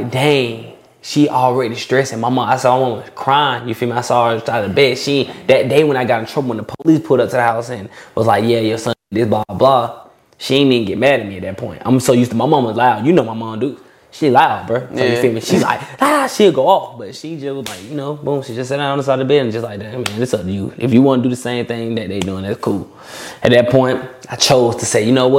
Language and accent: English; Atlanta, Georgia, United States; also born or lived in Albany, Georgia; I moved up from like 4. So really, I'm from Atlanta. I was from the east side of Atlanta, I guess. You feel me? I was right there in DeKalb County